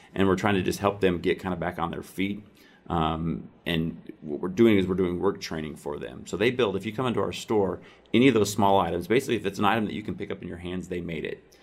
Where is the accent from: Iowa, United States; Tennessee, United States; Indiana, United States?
Iowa, United States; moved away; my hometown in Iowa